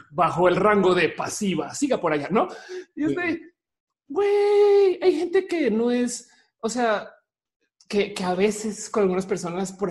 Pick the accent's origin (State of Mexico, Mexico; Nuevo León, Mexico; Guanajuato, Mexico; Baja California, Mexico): Nuevo León, Mexico; Monterrey; yo me identifico de Monterrey, ¿quién me va a decir que yo no soy de Monterrey? ¿Me explico? Es más, yo soy la mariscala de marcha de Monterrey. Tú sabes qué? de adelante, yo soy la, yo, soy de Nuevo León.